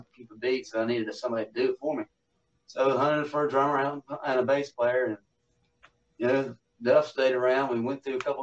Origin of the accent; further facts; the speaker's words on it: Huntington, West Virginia, United States; I'm from Huntington, West Virginia.